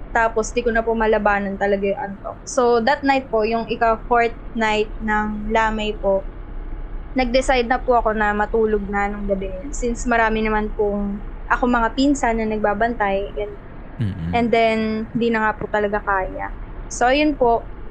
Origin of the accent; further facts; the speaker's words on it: Rosario, Calabarzon, Philippines; So, from Cavite po ako. Rosario, Cavite